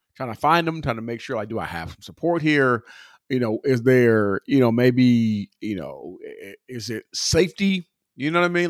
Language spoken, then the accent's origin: English; California, United States; I'm from California